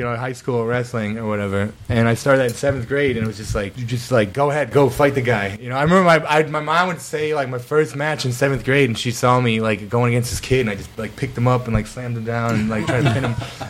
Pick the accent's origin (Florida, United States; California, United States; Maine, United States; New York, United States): New York, United States; Rochester; I'm from Rochester, like upstate, like Section 5.